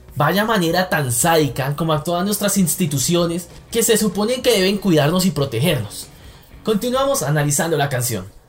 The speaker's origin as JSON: {"language": "Spanish", "country": "Colombia", "said": "como colombianos estamos cansados"}